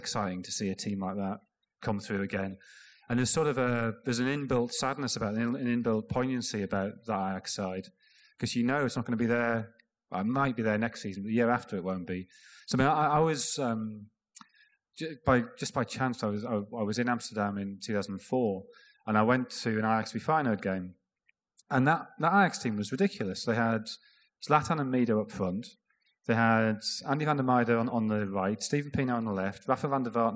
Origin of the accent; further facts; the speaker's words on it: Sunderland, North East England, United Kingdom; growing up in Sunderland, where there is obviously a lot of Scottish influence